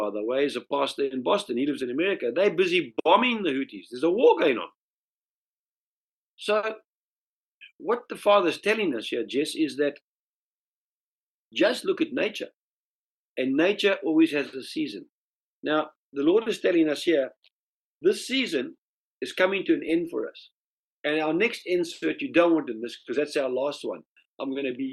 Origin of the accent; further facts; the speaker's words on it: South Africa; moved away; In South Africa, we say sarmies